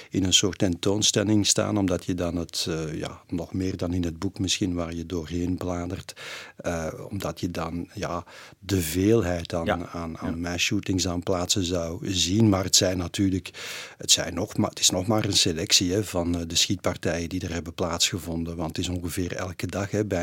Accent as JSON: {"language": "Dutch", "country": "Belgium", "said": "in Amerika hebben meerdere mensen mij er wel op aangesproken dat ik uit België kwam."}